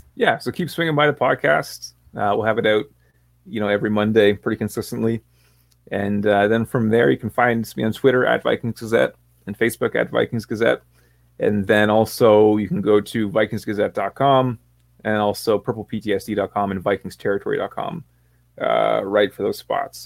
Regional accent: Canada; Sam and I are both from Canada.

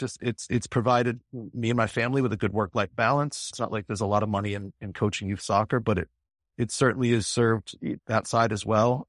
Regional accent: Springfield, Massachusetts, United States; I'm an American born in Springfield, Massachusetts in nineteen seventy-two

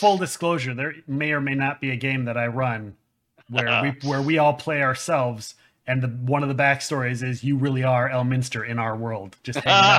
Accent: Minnesota, United States; I'm from Minnesota, so I'm unofficially Canadian.

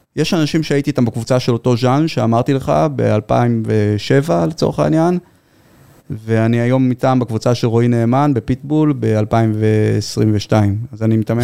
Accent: Givatayim, Tel Aviv District, Israel; אני גדלתי בילדות די מוגנת, אתם יכולים לתאר לעצמכם בגבעתיים.

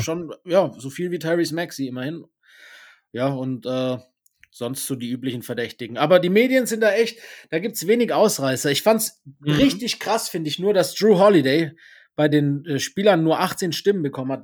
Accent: Breisgau, Baden-Württemberg, Germany; also born or lived in Stuttgart; ich habe äh, ungefähr, ja nicht ganz die Hälfte, aber gut ein Drittel meines Lebens im, im südbadischen, im Breisgau verbracht

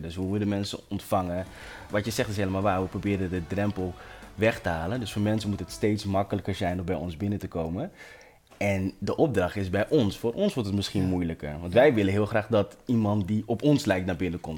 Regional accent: Amsterdam, North Holland, Netherlands; Ik ben opgegroeid in Amsterdam Zuidoost, de Belmer

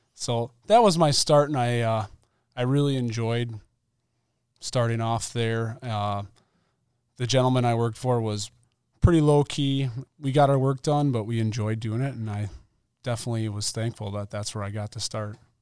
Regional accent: Mount Calvary, Wisconsin, United States; I grew up in Mount Calvary, Wisconsin, pretty small city

